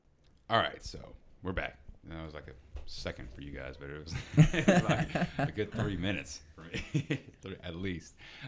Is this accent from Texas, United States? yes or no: yes; Texas, United States; We're both from Texas